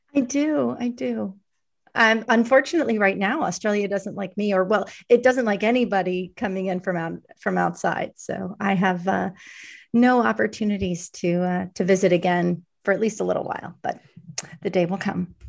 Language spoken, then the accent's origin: English; New York City, New York, United States; growing up in New York, it's a remarkably provincial place. I, uh, spent my whole growing up about half a mile from the place